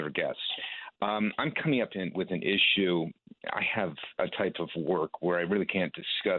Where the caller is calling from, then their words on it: New York, United States; Upper West Side.